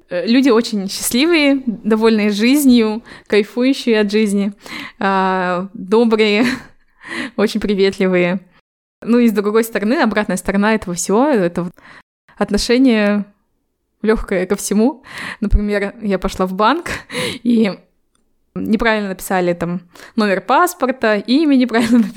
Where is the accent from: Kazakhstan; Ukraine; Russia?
Kazakhstan; Temirtau, Karaganda Region; also born or lived in Almaty; Это когда я переехала из Тимиртау в Алматы. Тогда я удивилась э, большому количеству казахов, потому что я в жизни не видела азиатов